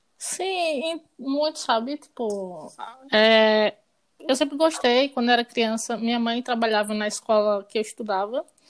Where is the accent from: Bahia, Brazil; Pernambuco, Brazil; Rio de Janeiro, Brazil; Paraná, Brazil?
Pernambuco, Brazil; Garanhuns; moved away as an adult; now in Recife, Brazil; Nasci em Garanhões. É, me formei em, em, medicina veterinária lá. Aí depois mudei para Recife